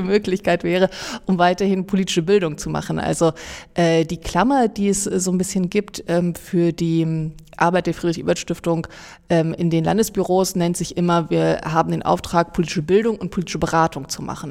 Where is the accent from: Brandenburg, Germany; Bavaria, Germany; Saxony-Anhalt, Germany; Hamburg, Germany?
Saxony-Anhalt, Germany; moved away as an adult; also born or lived in Jena; Aber ich komme ursprünglich aus Sachsen-Anhalt